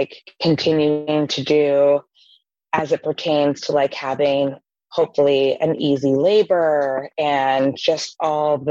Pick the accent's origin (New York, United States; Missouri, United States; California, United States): New York, United States; New York City; as a New Yorker